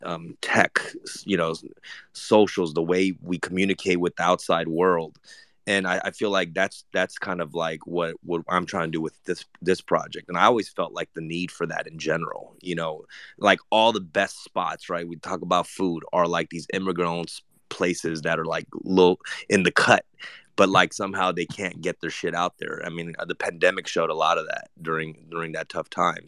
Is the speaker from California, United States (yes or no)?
yes; Los Angeles, California, United States; also born or lived in Argentina; we resided in Korea town